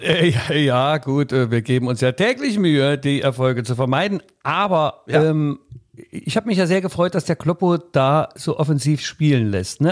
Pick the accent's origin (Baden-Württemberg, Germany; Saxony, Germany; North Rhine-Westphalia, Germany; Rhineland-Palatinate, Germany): Saxony, Germany; Leipzig; als Leipziger